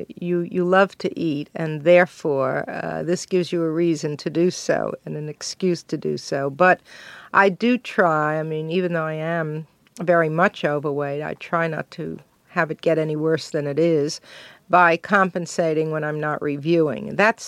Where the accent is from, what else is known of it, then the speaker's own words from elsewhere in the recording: Brooklyn, New York, United States; Well, I was brought up in Brooklyn in a Jewish family that was not kosher.